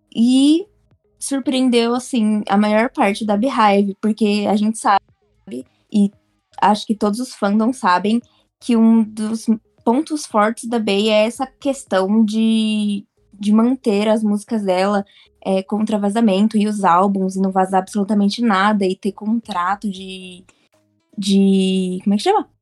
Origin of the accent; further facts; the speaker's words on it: São Paulo, Brazil; sou aqui de São Paulo